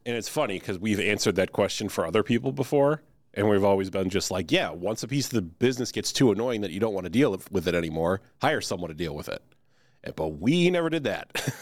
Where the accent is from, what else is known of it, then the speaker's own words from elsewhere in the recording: Chicago, Illinois, United States; I'm from Chicago